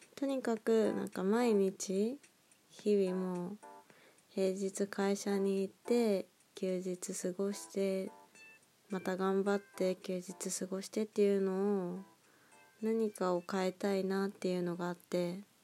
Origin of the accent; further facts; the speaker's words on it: Nagoya, Aichi, Japan; moved away as an adult; now in Tokyo, Japan; 生まれも育ちも名古屋なんですけど